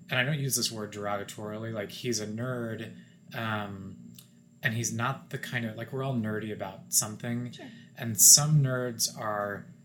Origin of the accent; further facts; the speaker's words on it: Wichita, Kansas, United States; my fiance is from fort worth and I'm from Wichita, it's great because we're from similar parts of the country